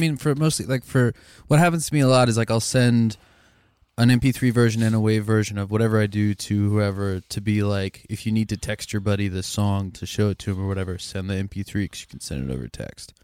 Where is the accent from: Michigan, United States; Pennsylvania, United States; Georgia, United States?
Pennsylvania, United States; Lancaster; growing up in Lancaster